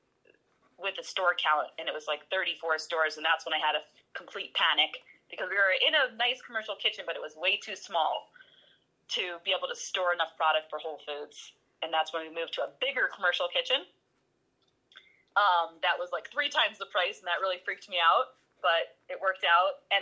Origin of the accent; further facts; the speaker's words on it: New Jersey, United States; moved away; I'm from New Jersey